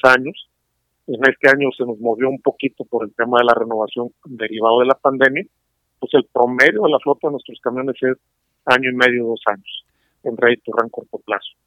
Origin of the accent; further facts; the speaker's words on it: San Luis Potosí, Mexico; now in Monterrey, Mexico; yo soy originario de San Luis, yo así que circunstancias de la vida me trajeron acá a Monterrey